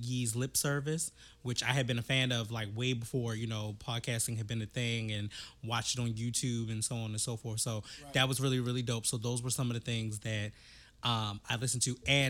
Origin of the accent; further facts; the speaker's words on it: Baltimore, Maryland, United States; I'm from Baltimore.